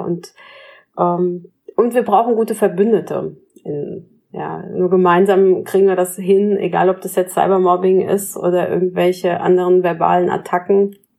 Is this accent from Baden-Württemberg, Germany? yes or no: no; Pinneberg, Schleswig-Holstein, Germany; ich in Pinneberg geboren bin in Norddeutschland